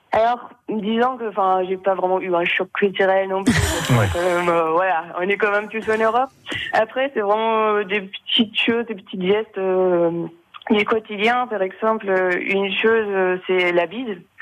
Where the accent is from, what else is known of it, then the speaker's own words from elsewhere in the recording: Bavaria, Germany; moved away as an adult; also born or lived in Paris; now in Lille, France; les gens de chez moi en Bavière